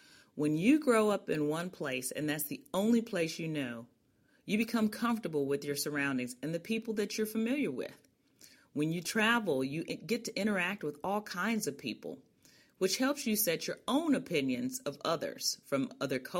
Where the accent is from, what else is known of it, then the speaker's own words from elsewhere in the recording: Chicago, Illinois, United States; I'm originally from Chicago, an only child of a high school math teacher and guidance counselor, and a police sergeant